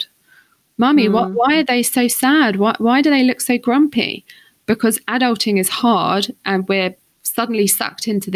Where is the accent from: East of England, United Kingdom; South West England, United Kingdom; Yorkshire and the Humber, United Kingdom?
East of England, United Kingdom; St Albans; moved away as an adult; also born or lived in London; growing up on the St. Albans streets